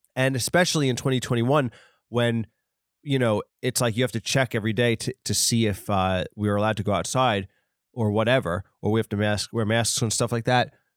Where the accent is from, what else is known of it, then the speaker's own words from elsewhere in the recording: New York, United States; I'm from, uh, New York. Maybe it's because I'm a New Yorker